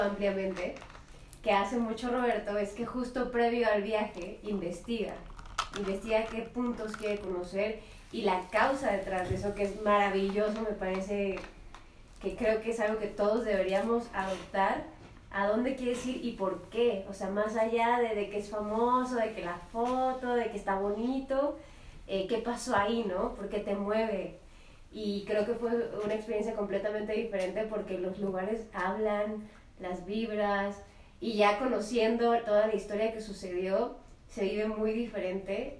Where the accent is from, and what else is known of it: Mexico City, Mexico